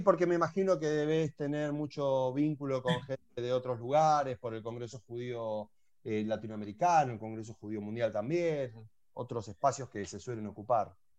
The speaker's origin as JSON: {"language": "Spanish", "country": "Argentina", "said": "Vos sos y yo argentino"}